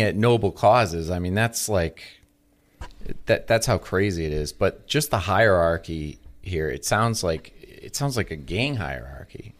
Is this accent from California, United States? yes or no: no; Massachusetts, United States; now in Illinois, United States; I come from Massachusetts